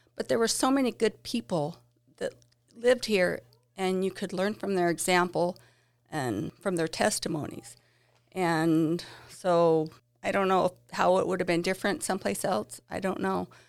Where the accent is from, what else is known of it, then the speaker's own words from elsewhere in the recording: Basin City, Washington, United States; I grew up here in Basin City